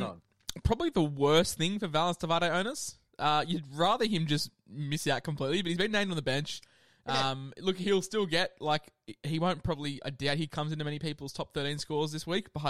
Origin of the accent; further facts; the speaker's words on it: Queensland, Australia; As a Queenslander